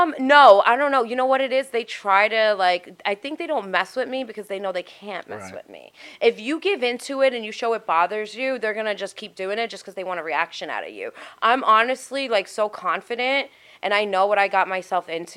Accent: New York City, New York, United States; I'm from Staten Island

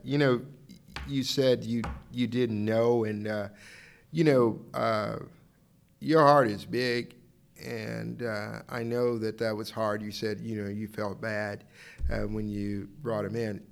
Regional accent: Dallas, Texas, United States; I'm from Dallas

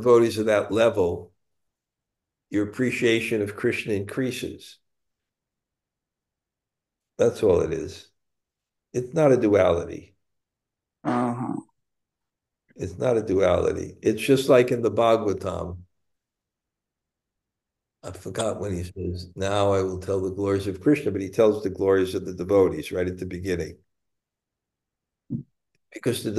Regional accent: New York City, New York, United States; also born or lived in Bensonhurst, Brooklyn; at the age of six, I moved from Bensonhurst to Canarsie

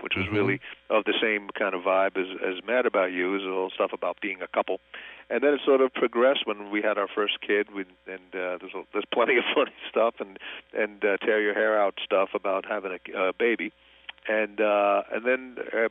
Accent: New York, United States; I grew up in New York

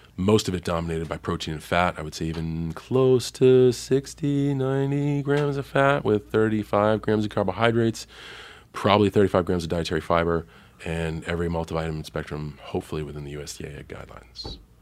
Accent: Boston, Massachusetts, United States; growing up in Boston

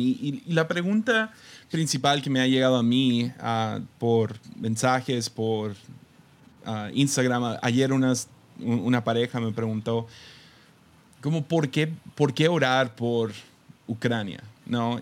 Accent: Tepic, Nayarit, Mexico; creciendo en Tepic

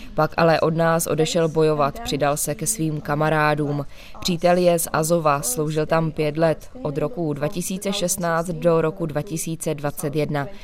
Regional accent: Kyiv, Ukraine; Czech is a second language; moved away as an adult; now in Holešov, Czech Republic; Ano, já jsem z Kijeva. Já jsem se narodila v Kijevě, celý svůj život žiju v Kijevě.

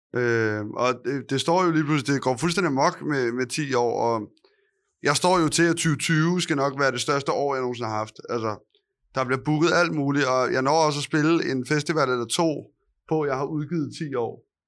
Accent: Copenhagen, Capital Region of Denmark, Denmark; jeg er og opvokset på Østerbro

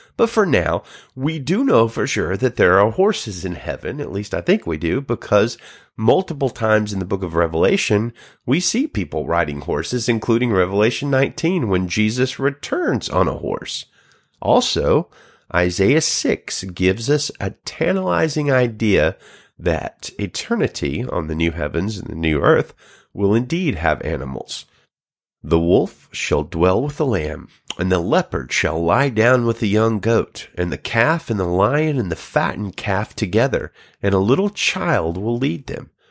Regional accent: United States; the United States, my home country

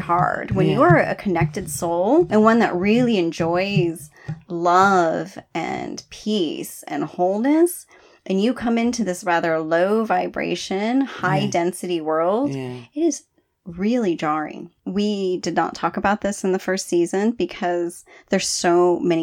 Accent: California, United States; moved away; I'm from California, I was born in California. I haven't lived there in a long time

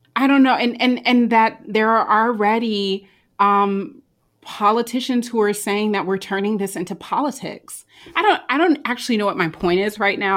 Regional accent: United States; as an American

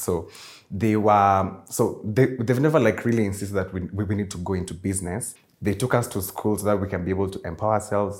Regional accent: Nairobi, Kenya; I was also born and raised in Nairobi, Kenya, but my roots are in somewhere in Murang'a

